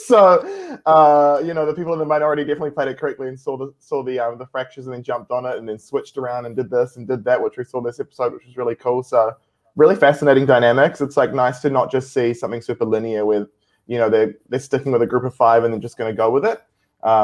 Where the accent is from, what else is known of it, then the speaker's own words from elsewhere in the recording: New Zealand; It'd be nice to get an invite to the table as we're from New Zealand